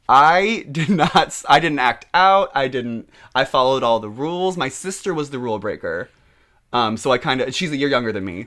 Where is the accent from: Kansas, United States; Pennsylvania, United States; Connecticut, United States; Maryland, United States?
Kansas, United States; Overland Park; moved away; I am from a lovely little town called Overland Park, Kansas